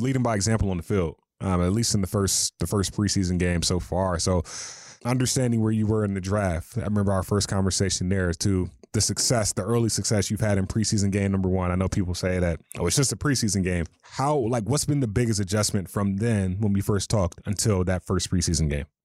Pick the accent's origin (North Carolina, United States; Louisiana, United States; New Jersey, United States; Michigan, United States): North Carolina, United States; moved away; I'm from North Carolina